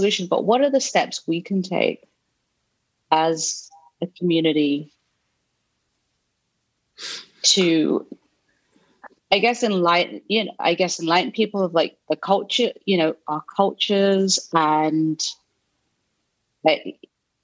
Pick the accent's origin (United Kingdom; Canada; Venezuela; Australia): United Kingdom; I grew up in Britain and, you know, for 30 odd years of my life.